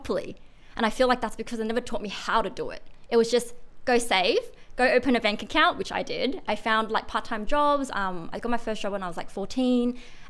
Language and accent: English; Sydney, New South Wales, Australia; also born or lived in China; Did you grow up in Sydney? Yeah, I did. Well, when I was five to basically now